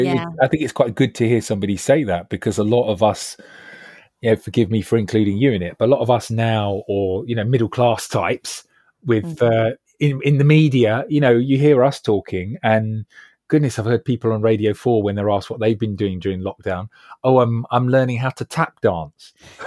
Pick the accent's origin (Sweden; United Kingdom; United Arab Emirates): United Kingdom; Acton, London; And I'm a lad from Acton Shepherd's Bush, you know